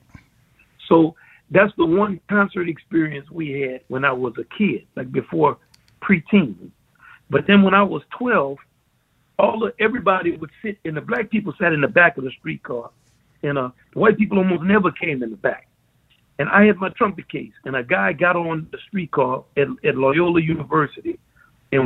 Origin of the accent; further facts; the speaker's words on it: Kenner, Louisiana, United States; we grew up in Kenner and strictly segregated